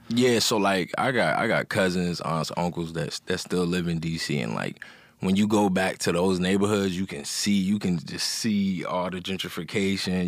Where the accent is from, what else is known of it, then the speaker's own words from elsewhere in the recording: Montgomery County, Maryland, United States; I'm from Maryland